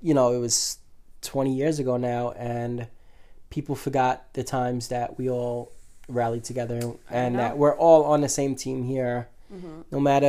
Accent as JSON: {"language": "English", "town": "New York City", "region": "New York", "country": "United States", "tie": "born or raised there", "said": "And we are from New York."}